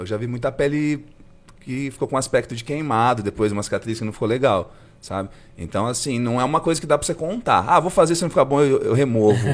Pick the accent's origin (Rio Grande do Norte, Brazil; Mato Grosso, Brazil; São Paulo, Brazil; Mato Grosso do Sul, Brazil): São Paulo, Brazil; Assis; moved away as an adult; also born or lived in Bauru; now in São José do Rio Preto, Brazil; eu sou de Assis, né? Morei lá até os 18 e fui estudar em Bauru, né?